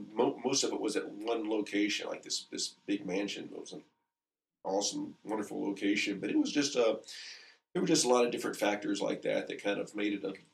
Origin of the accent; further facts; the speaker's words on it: South Carolina, United States; Yeah, I'm from the Carolinas.